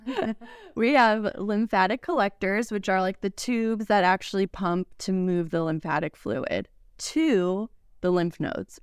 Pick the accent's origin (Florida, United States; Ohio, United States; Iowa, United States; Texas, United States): Florida, United States; Fort Lauderdale; moved away as an adult; now in Knoxville, United States; South Florida